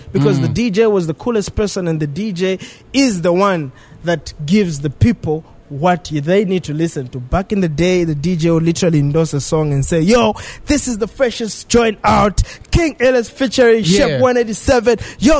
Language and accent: English; Zambia; we as Zambians